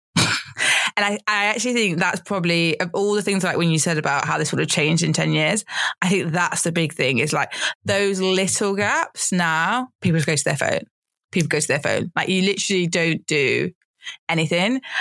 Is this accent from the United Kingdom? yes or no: yes; United Kingdom; as a British person